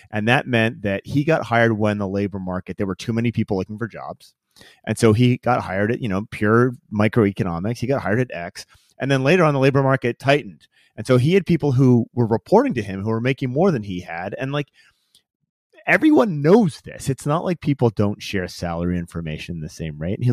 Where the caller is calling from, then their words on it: Washington, United States; So I am outside of the, the kind of the outskirts of Seattle, right?